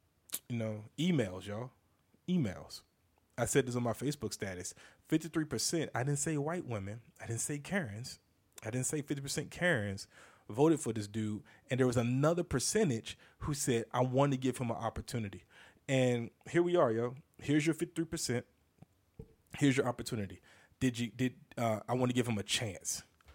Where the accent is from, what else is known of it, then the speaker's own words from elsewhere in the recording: the South, United States; I'm from the South